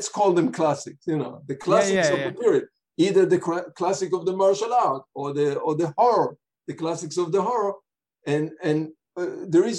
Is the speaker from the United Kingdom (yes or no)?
no; Israel; moved away as an adult; I grew up in Israel as a kid